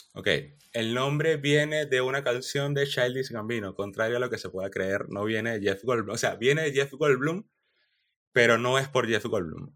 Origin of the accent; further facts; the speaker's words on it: Venezuela; moved away as an adult; also born or lived in Chile; Yo salí de Venezuela y me fui a Chile